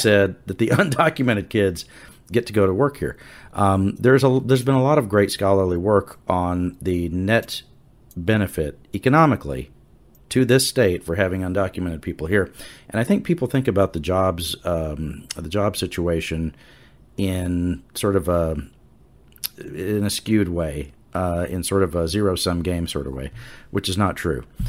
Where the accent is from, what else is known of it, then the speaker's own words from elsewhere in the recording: Wharton County, Southeast Texas, United States; I think of myself as from Southeast Texas. I'm from Wharton County